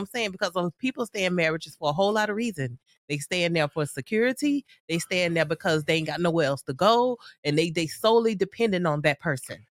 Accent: United States; I'm from the States

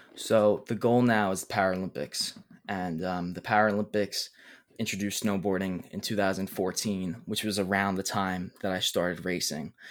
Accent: New York City, New York, United States; I'm twenty years old, I'm from Brooklyn, New York

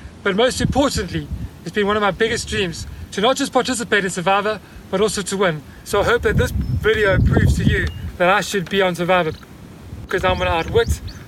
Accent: Port Elizabeth, Eastern Cape, South Africa; now in Grahamstown, South Africa; I'm 29 years old. I'm from Port Elizabeth, South Africa.

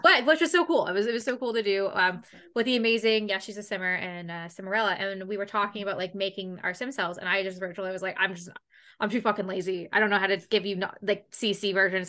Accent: Canada; as a Canadian girl

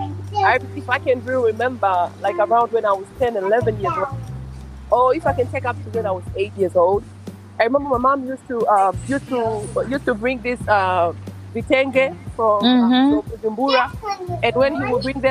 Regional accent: Tanzania; now in Hanover, United States; I'm from Tanzania, living in the U.S. I live in Hanover, Maryland.

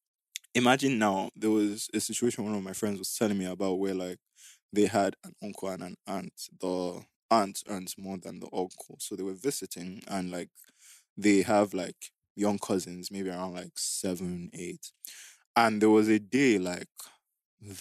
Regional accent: Nigeria; we grew up in Niger

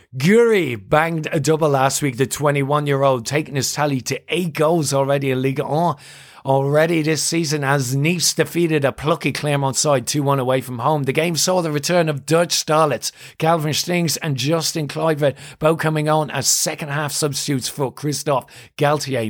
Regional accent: Ireland; I'm Irish

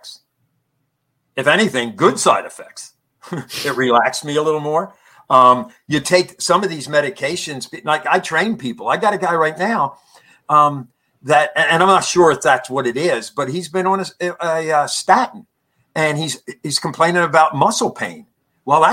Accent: Conshohocken, Pennsylvania, United States; my hometown, Conshohocken

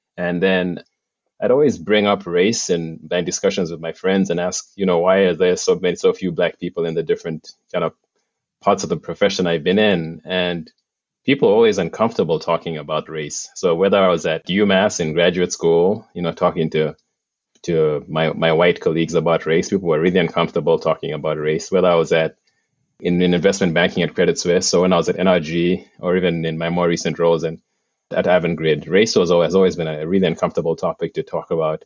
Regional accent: Uganda; moved away as an adult; now in United States; I'm originally from Uganda

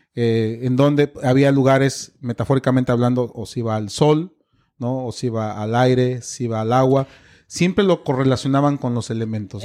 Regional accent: Mexico; soy mexicano

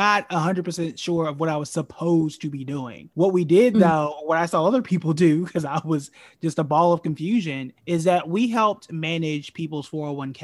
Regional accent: Tulsa, Oklahoma, United States; born and raised in Tulsa, Oklahoma, which is known as Black Wall Street

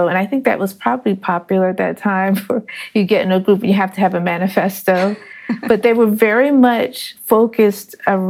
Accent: New Jersey, United States; I'm in simultaneously first generation. My father's from Ghana and my mother's from New Orleans. But I grew up in New Jersey. So I'm like a northern kid through and through.

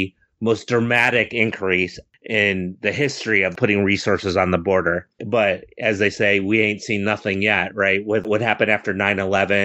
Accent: Buffalo, New York, United States; also born or lived in Bozeman, Montana; I was born in Bozeman, Montana, by the way, but I grew up mainly in the Buffalo, New York area

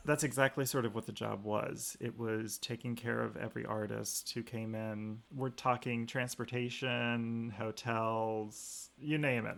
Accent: Fairview, Georgia, United States; I grew up outside of Atlanta, Georgia, in a very small farm and village called Fairview

